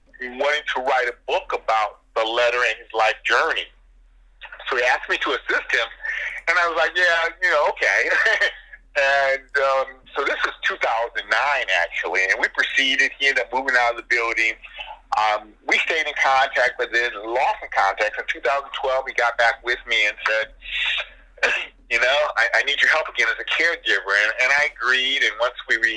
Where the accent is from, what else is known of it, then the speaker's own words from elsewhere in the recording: Michigan, United States; moved away; I go back to my hometown in Michigan